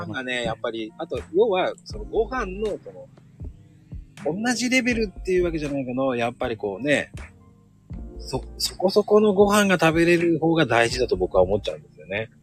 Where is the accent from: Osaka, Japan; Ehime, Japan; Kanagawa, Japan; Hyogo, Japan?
Kanagawa, Japan; 僕ね、神奈川なんですよ